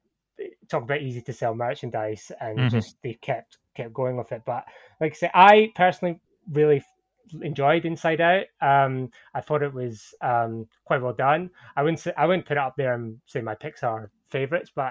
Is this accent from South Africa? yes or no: no; Scotland, United Kingdom; being Scottish